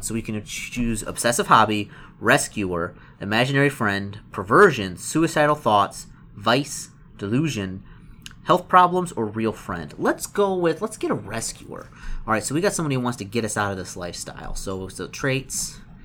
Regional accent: Detroit, Michigan, United States; moved away; since I'm originally from Detroit, and I know the area

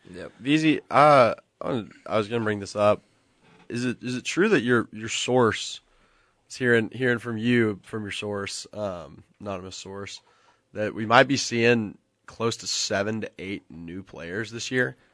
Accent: Nashville, Tennessee, United States; I'm from Nashville

